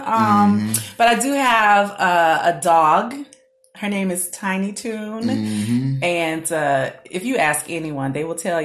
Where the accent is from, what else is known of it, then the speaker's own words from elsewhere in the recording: Orlando, Florida, United States; also born or lived in Tallahassee / Connecticut; I was born and raised in Orlando